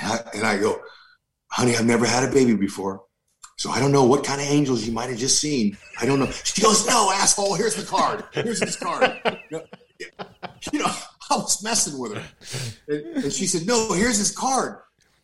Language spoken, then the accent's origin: English; Fresno, California, United States; I grew up in Fresno